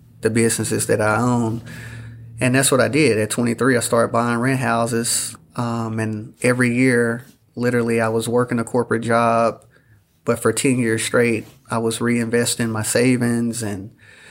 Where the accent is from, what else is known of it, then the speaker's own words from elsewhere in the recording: El Dorado, Arkansas, United States; I'm born and raised in El Dorado, Arkansas